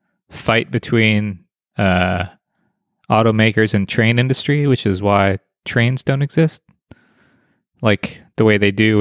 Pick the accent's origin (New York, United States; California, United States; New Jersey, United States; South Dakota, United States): South Dakota, United States; I grew up in South Dakota when there's like not that many people on the road.